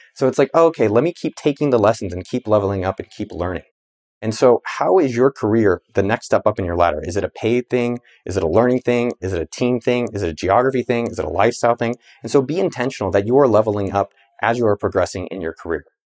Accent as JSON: {"language": "English", "town": "Cupertino", "region": "California", "country": "United States", "tie": "born or raised there", "said": "I grew up in the Bay Area about two miles from Apple's campus in Cupertino, California"}